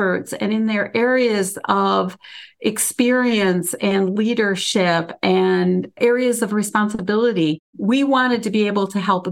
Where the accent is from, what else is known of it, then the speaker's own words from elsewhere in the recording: Michigan, United States; the state of Michigan, which is my hometown